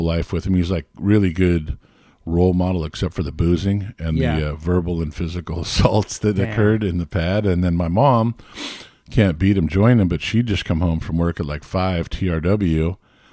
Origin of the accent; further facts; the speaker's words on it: Redondo Beach, California, United States; I grew up, started off like a couple blocks from the beach, and then moved a couple more blocks away